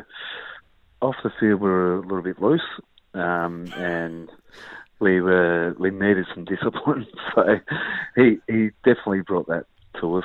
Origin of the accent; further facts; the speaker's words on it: Dandenong, Victoria, Australia; I grew up in Noble Park, Dandenong, you know, fairly rough area